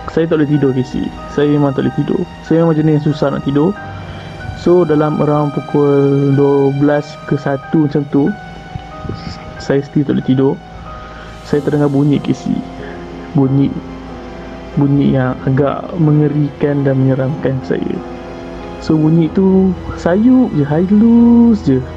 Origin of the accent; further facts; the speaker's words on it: Kuala Kangsar, Perak, Malaysia; Saya berasal pada Kuala Kangsar.